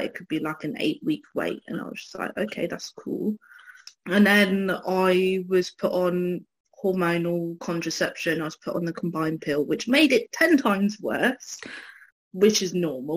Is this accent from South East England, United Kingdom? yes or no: yes; Newbury, South East England, United Kingdom; also born or lived in London; my family are all from Newbury. I'm from Newbury, West Berkshire, England